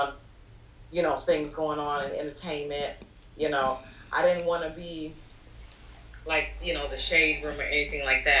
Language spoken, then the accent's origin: English; Orlando, Florida, United States; moved away as an adult; now in Brooklyn, United States; I'm originally from Florida, Orlando, Florida.